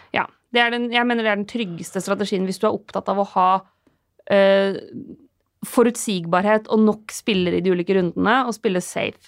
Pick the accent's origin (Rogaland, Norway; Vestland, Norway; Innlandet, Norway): Innlandet, Norway; Lillehammer; jeg er fra Lillehammer